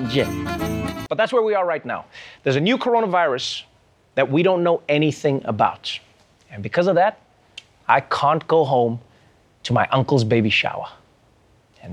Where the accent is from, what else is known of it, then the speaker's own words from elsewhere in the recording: South Africa; I too am a South African.